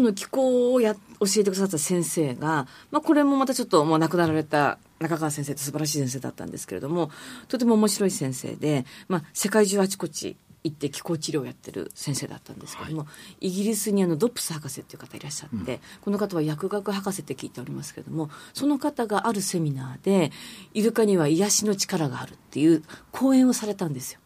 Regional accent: Sapporo, Hokkaido, Japan; now in Tokyo, Japan; 私はあのもともと札幌出身でずっと若い頃銀行員やってた

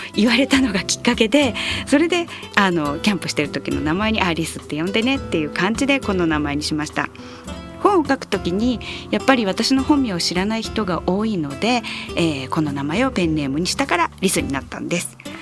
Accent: Tokyo, Japan; moved away; also born or lived in Hyogo; 東京出身だったので

